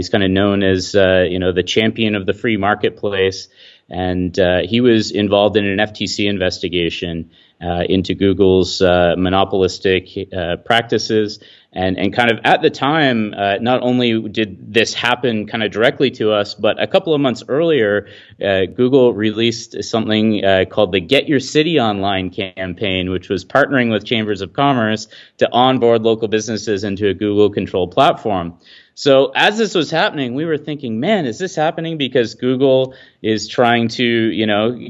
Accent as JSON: {"language": "English", "town": "Midland", "region": "Ontario", "country": "Canada", "tie": "born or raised there", "said": "my hometown of Midland, Ontario, which is where I'm located. It's about 20,000 people north of Toronto on the beautiful Great Lakes."}